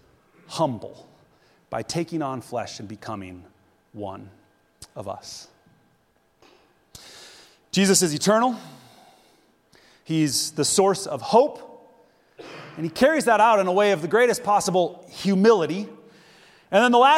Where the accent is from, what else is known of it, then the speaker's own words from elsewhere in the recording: United States; now in Zhengzhou, China; I'm American.